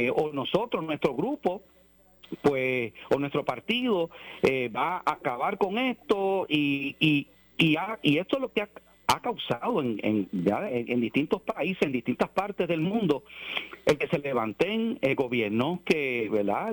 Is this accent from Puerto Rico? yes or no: yes; Puerto Rico; yo amo mi país y soy puertorriqueño